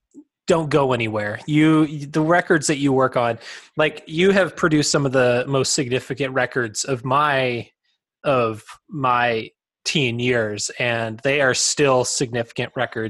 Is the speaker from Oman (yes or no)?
no; British Columbia, Canada; As a Canadian, a hockey fan, I'm curious, as a Canucks hockey fan and a graduate of Burnaby North Secondary School, I'm curious.